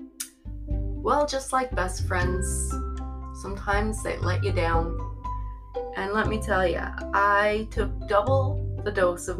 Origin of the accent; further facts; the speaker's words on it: Newfoundland and Labrador, Canada; I grew up in Newfoundland.